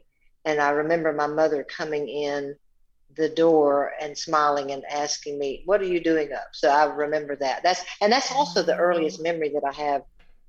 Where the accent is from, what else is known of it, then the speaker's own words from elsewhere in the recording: the South, United States; Making up little songs and being exposed to music most of my life in small Southern Baptist churches growing up in the South.